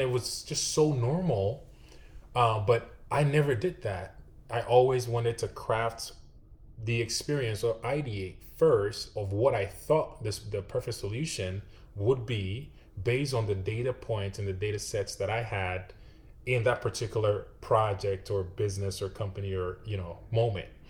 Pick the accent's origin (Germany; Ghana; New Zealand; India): Ghana; moved away as an adult; now in Austin, United States; I was actually born and raised in West Africa, Ghana.